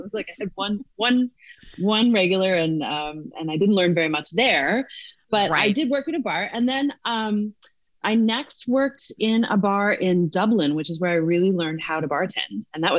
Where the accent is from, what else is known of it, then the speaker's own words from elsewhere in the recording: Newfoundland and Labrador, Canada; moved away as an adult; now in United States; I grew up in Newfoundland.